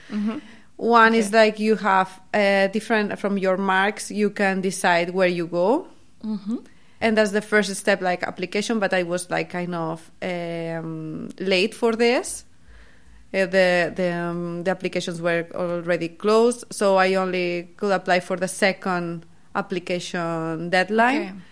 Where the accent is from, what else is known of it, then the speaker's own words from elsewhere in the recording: Barcelona, Catalonia, Spain; accent: Spanish English; English is a second language; moved away as an adult; also born or lived in Sweden; now in Lund, Sweden; I'm a PhD student in Sweden, but I'm originally from Barcelona, Spain. And I came to Sweden like two years and two months ago